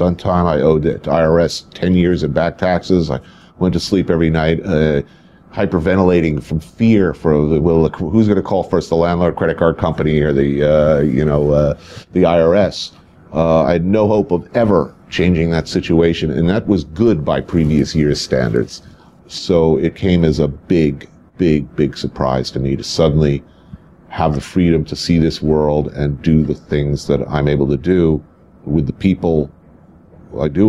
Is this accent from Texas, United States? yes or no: no; New Jersey, United States; Grew up in New Jersey in the suburbs, right across the river